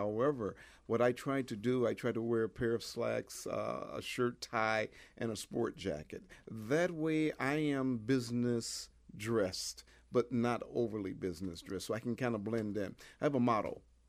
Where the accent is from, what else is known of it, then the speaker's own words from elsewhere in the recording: Detroit, Michigan, United States; I was raised in the Detroit area, Detroit, Michigan, at a time when it was just fantastic to be a kid in Detroit